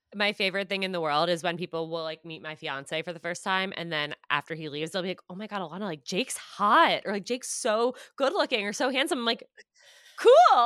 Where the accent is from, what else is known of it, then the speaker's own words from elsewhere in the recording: Westchester, New York, United States; also born or lived in Syracuse, New York / Manhattan, New York; I grew up in Westchester, so, like, right outside New York City